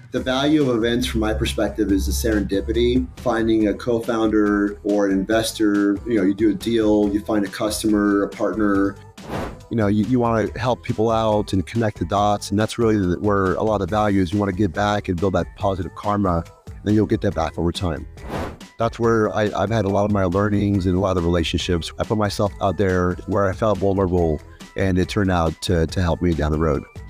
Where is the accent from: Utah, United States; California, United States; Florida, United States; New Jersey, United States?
California, United States; Bay Area; moved away as an adult; now in New York City, United States; when I go back to the Bay Area, it always brings great memories of my childhood and early career